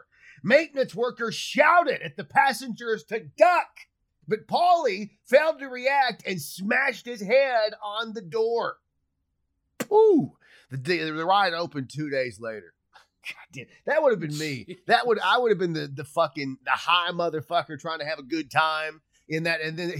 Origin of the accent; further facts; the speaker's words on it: Cincinnati, Ohio, United States; Fucking Kings Island, I grew up going there in Cincinnati.